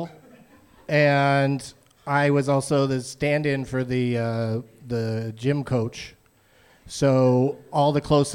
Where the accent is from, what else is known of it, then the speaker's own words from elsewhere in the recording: San Diego, California, United States; moved away as an adult; also born or lived in Los Angeles; I grew up in San Diego, moved to L.A., out of junior college